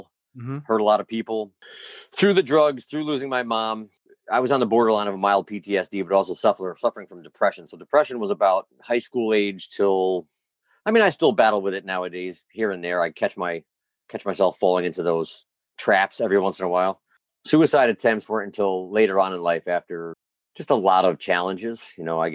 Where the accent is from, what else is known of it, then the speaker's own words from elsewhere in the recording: Albany, New York, United States; I grew up in Albany.